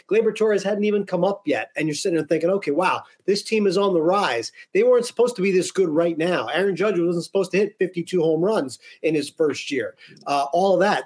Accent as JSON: {"language": "English", "area": "about two hours west of Philadelphia", "region": "Pennsylvania", "country": "United States", "tie": "born or raised there", "said": "born and raised in Pennsylvania, about two hours west of Philadelphia"}